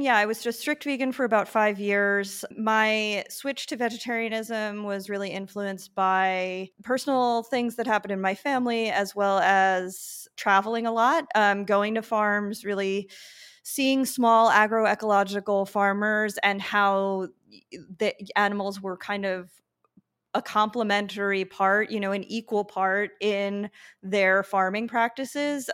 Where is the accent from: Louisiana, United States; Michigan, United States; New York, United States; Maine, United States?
New York, United States; Long Island; moved away as an adult; also born or lived in Brooklyn, New York; now in San Juan, Puerto Rico; I grew up on Long Island